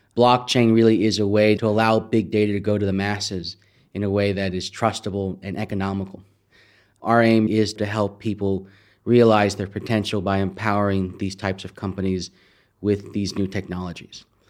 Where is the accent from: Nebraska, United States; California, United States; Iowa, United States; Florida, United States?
California, United States; San Jose; I'm originally from San Jose, California, right in the heart of Silicon Valley